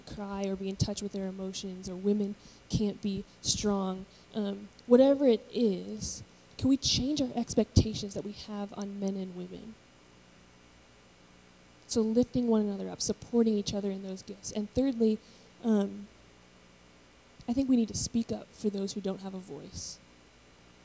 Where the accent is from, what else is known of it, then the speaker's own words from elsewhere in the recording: United States; I was born in America